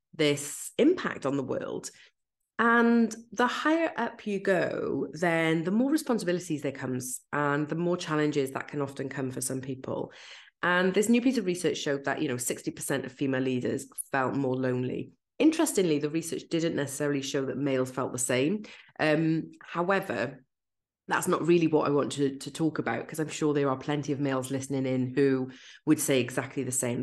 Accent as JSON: {"language": "English", "region": "Wales", "country": "United Kingdom", "accent": "Welsh", "said": "I'm Welsh"}